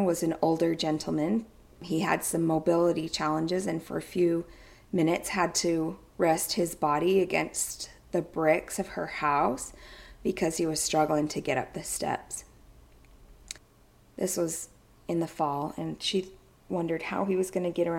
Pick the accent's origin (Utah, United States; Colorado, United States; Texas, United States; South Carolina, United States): Utah, United States; near Ogden; Ogden, Utah, just a stone's throw away from my hometown